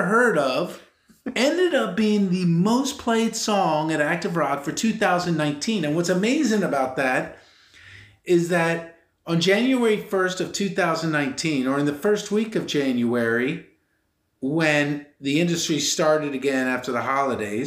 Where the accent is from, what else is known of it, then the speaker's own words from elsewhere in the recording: Philadelphia, Pennsylvania, United States; I'm born and raised in Philly.